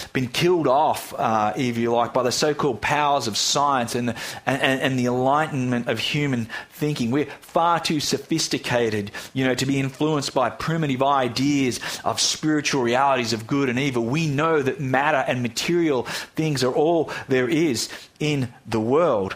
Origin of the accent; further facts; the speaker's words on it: Australia; Here in Australia